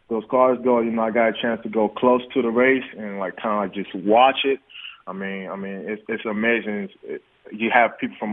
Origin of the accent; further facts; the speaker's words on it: Nigeria; moved away; I was born in Nigeria